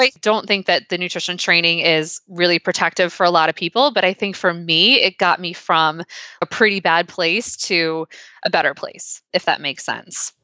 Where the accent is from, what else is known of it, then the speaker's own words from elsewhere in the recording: Pennsylvania, United States; growing up in Pennsylvania